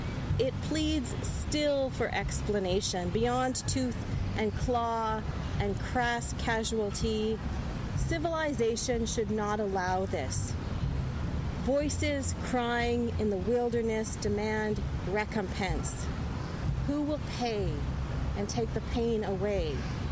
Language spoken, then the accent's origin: English; Saskatchewan, Canada; because I'm from Saskatchewan, I have several poems with mosquitoes in them.